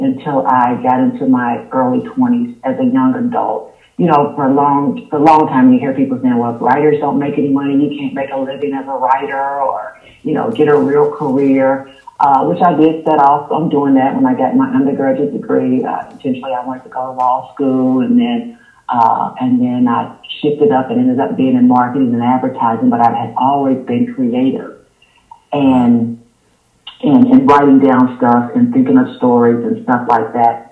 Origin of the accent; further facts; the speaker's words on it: Louisville, Kentucky, United States; moved away as an adult; also born or lived in Los Angeles, California; now in Atlanta, United States; my hometown is Louisville, Kentucky